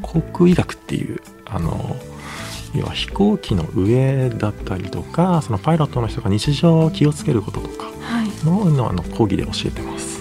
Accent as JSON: {"language": "Japanese", "region": "Kagoshima", "country": "Japan", "tie": "born or raised there", "also_born_or_lived": "Tokyo", "moved": "yes", "said": "僕の地元が鹿児島県"}